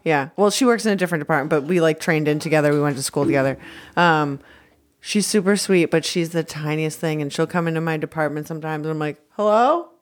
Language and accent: English; Scotland, United Kingdom; I'm Scottish